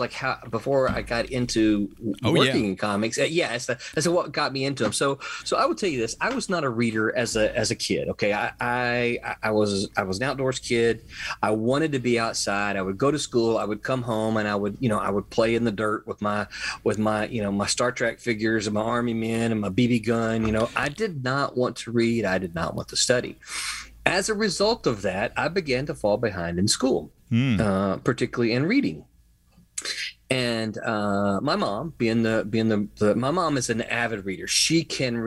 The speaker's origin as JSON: {"language": "English", "region": "Mississippi", "country": "United States", "moved": "yes", "lives_now": "Florida, United States", "said": "I'm from Mississippi."}